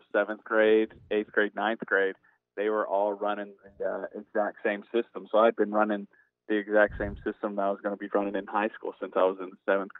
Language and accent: English; Artesia, New Mexico, United States; I grew up in New Mexico, small town called Artesia